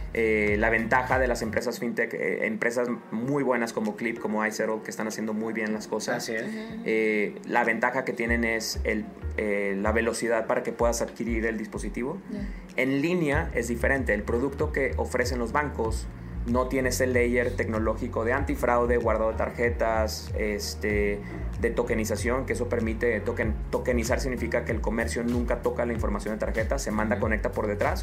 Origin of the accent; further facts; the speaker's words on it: Mexico; soy un tecnólogo mexicano